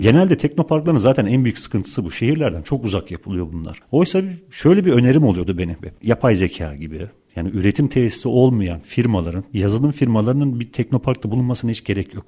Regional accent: Turkey; bir Türk olarak

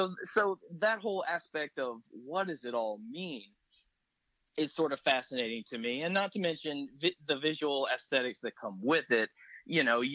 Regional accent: the South, Southern United States, United States; I'm from the South

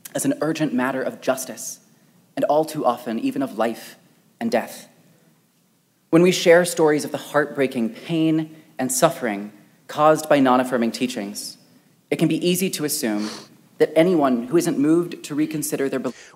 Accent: Wichita, Kansas, United States; a church in my hometown of Wichita, Kansas

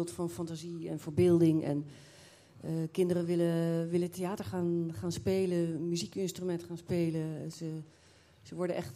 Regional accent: The Hague, South Holland, Netherlands; moved away as an adult; also born or lived in Waal area; niet uit Amersfoort, ik kom uit Den Haag.

